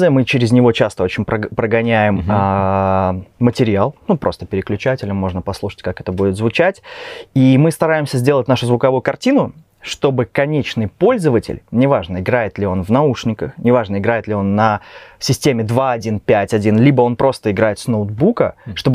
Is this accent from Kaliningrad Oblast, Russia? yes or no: yes; Kaliningrad, Kaliningrad Oblast, Russia; moved away as an adult; now in Minsk, Belarus; Я вообще сам из России